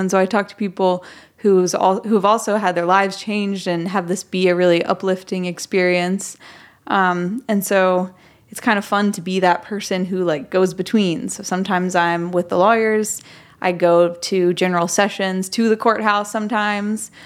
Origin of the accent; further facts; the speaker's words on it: Memphis, Tennessee, United States; moved away as an adult; I'm from Memphis originally. I, um, moved away for about seven years and then I moved back